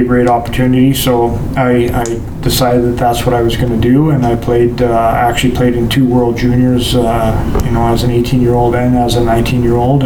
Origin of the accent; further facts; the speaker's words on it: North Bay, Ontario, Canada; also born or lived in Boston; I grew up in North Bay